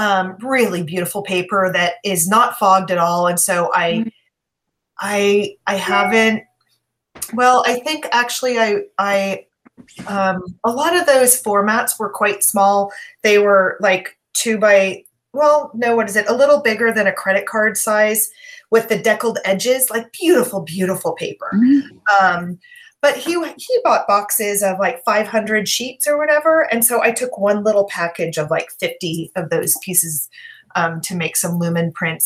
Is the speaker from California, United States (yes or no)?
yes; San Francisco, California, United States; now in Berkeley, United States; I live in Berkeley, California, which is just across the bay from San Francisco, where I grew up